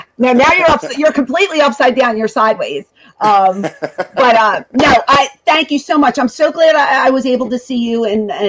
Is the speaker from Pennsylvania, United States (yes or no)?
yes; Philadelphia, Pennsylvania, United States; I'm from Philadelphia